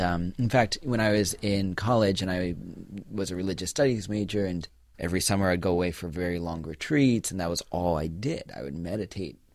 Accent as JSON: {"language": "English", "town": "New York City", "region": "New York", "country": "United States", "tie": "born or raised there", "said": "I was born and raised in the Shambhala Buddhist tradition. here in New York City."}